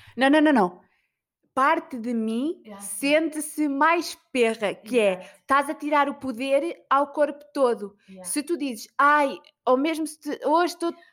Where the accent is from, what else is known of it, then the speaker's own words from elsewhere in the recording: Portugal; eu sou da Vieira